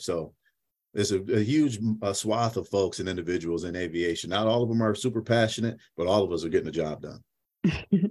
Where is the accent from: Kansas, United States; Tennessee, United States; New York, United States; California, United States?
New York, United States; Syracuse; now in North Texas, United States; originally I'm from Syracuse, New York, born and raised.